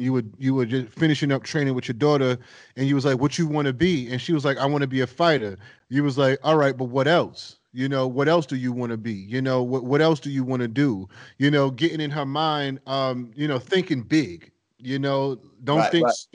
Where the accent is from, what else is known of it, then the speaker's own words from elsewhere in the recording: East Coast, United States; moved away; I'm coming from the East Coast